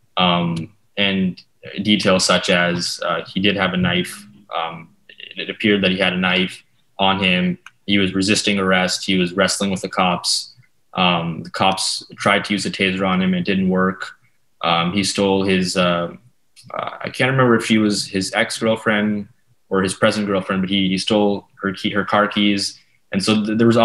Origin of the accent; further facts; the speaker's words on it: Canada; as a Canadian